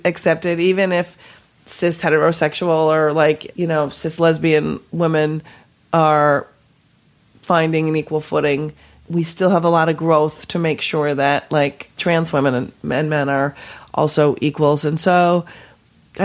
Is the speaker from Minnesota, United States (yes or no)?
yes; Minnesota, United States; I was born and raised in Minnesota.